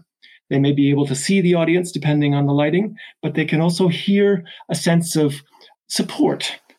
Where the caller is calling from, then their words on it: Chester, North West England, United Kingdom; I'm calling from Chester in the north of England today.